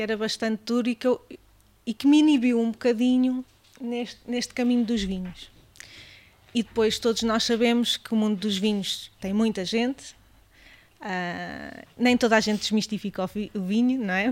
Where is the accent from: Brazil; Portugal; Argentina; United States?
Portugal; Mangualde, Centro; eu sou da Beira Alta, sou do Dão e é um vinho da adega cooperativa de Mangualde, que é a pequena cidade onde eu sou originária